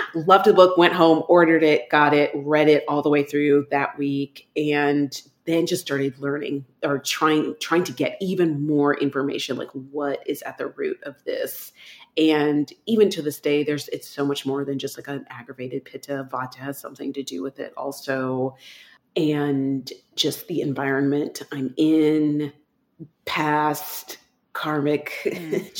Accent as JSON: {"language": "English", "region": "Texas", "country": "United States", "tie": "born or raised there", "moved": "yes", "said": "I grew up in Texas"}